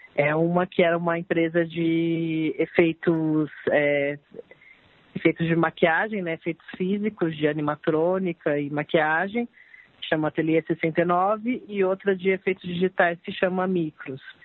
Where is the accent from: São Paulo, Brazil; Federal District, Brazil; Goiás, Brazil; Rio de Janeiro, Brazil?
São Paulo, Brazil; Campinas; now in São Paulo, Brazil; eu sou de Campinas, mas moro aqui já faz 18 anos